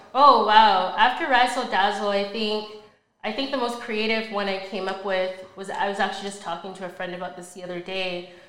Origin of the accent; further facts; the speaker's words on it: Brampton, Ontario, Canada; also born or lived in Mississauga; moved to Brampton actually at a young age